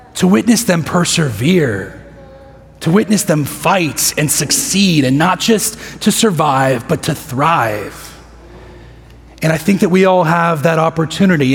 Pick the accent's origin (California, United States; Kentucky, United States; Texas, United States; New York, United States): Texas, United States; Midland; moved away as an adult; now in Houston, United States; I spent most of my adolescence there